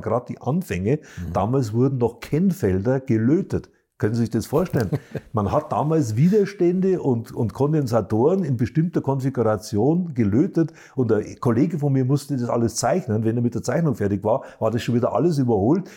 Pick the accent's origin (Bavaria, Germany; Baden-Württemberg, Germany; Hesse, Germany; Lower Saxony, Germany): Bavaria, Germany; auch ich bin ja Bayer